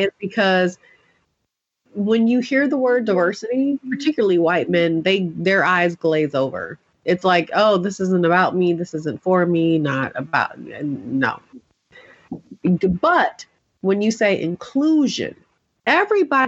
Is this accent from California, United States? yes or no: yes; Oakland, California, United States; I am a girl from East Oakland.